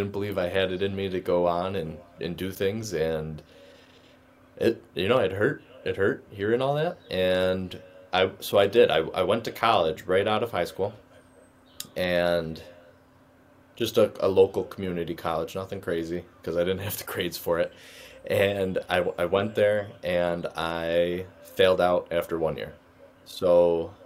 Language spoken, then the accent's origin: English; Rochester, New York, United States; growing up in Rochester, it was great. You know, all my family's here, so we really stayed local